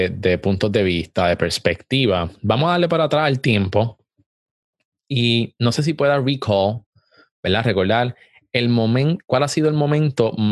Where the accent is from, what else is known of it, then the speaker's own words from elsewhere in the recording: Puerto Rico; moved away; Yo lo perdí todo y yo también tuve que salir de Puerto Rico este, y comenzar de nuevo.